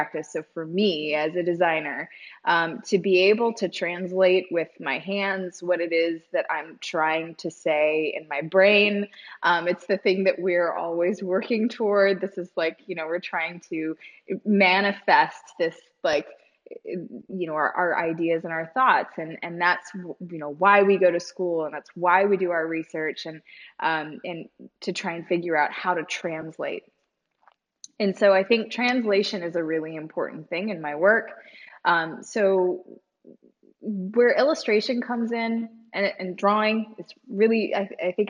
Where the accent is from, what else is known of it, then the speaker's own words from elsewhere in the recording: Virginia, United States; moved away as an adult; now in Columbia, United States; having been raised in Virginia